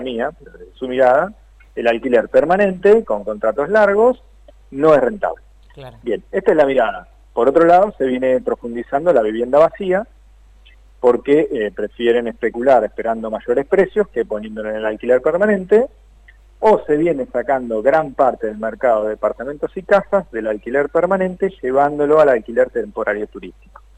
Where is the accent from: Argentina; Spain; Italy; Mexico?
Argentina; Tandil, Buenos Aires Province; en Tandil, de donde soy yo